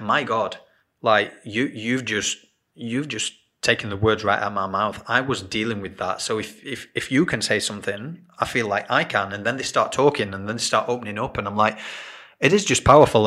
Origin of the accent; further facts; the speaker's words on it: England, United Kingdom; moved away as an adult; now in Australia; being English and growing up, you tend to you go to school